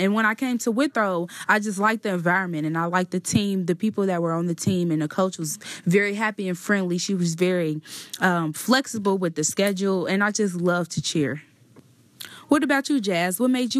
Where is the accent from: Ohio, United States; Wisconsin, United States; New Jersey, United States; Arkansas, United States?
Ohio, United States; Cincinnati; I grew up in Evanston, Ohio.